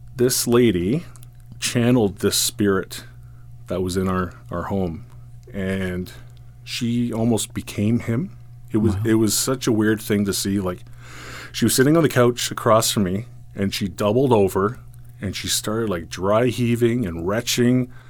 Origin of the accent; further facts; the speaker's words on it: Caledon, Ontario, Canada; also born or lived in Rexdale, Toronto; my my parents moved up to Caledon